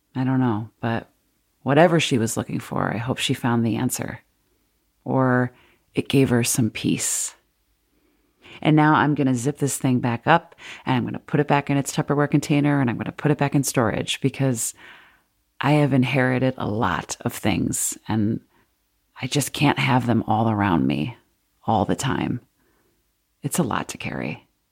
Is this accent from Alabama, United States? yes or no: no; Wheaton, Illinois, United States; moved away as an adult; my hometown of Wheaton, Illinois